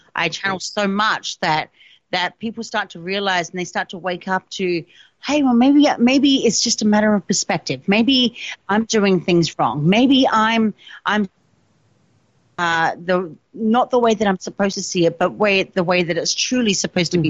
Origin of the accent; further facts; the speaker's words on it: South Australia, Australia; in South Australia, in Australia, because obviously I'm Australian, that's my home state